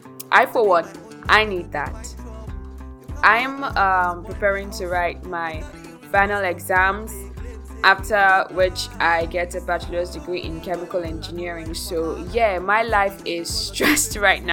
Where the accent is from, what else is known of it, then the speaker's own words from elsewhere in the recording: Nigeria; your host from Nigeria, West Africa